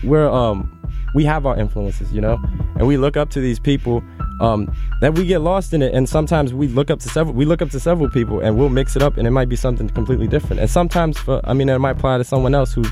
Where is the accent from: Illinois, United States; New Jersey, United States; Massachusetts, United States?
Illinois, United States; Chicago; We're from Chicago